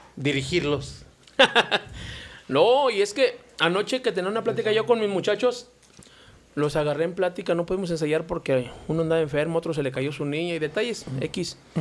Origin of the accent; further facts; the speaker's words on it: León, Guanajuato, Mexico; also born or lived in Torreón, Coahuila (parents); Nada más yo y mi hermana nacimos aquí, o sea, traemos la sangre norteña